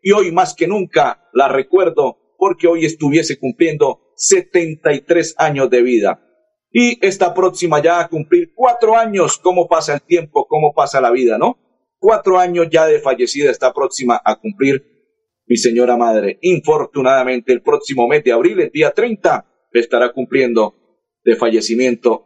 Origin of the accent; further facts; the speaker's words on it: Colombia; soy colombiano